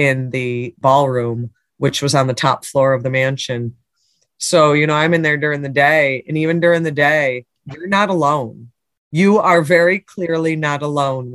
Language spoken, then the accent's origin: English; Binghamton, New York, United States; being born and raised in Binghamton